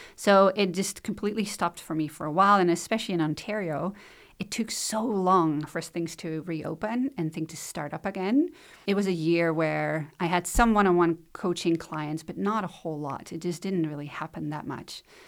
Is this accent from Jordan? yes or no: no; Netherlands; moved away as an adult; now in Shelburne, Canada; I was born in the Netherlands, grew up there